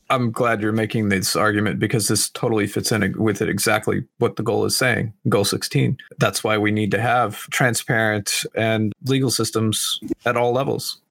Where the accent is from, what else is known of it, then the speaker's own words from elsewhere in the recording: Oklahoma, United States; I'm from Oklahoma